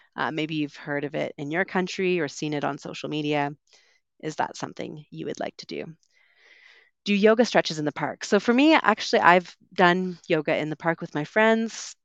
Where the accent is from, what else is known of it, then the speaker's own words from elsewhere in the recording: Vancouver, British Columbia, Canada; moved away as an adult; also born or lived in United Kingdom / London; I'm from Vancouver